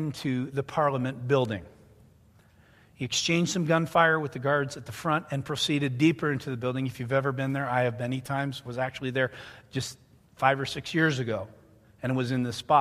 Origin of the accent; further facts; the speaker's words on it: Canada; also born or lived in near Ottawa, Canada; now in United States; I'm Canadian